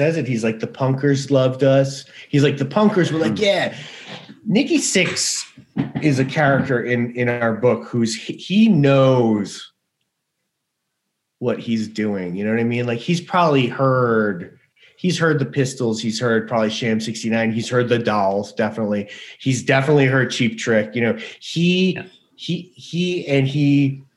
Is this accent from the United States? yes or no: yes; New York, United States; I grew up in New York